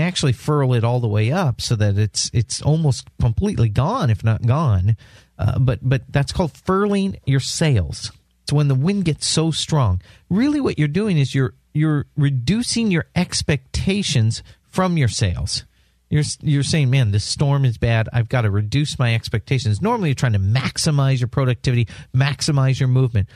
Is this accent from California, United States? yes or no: yes; San Diego, California, United States; moved away as an adult; also born or lived in Washington State; now in South Florida, United States; I grew up in San Diego. I lived most of my life in San Diego, California.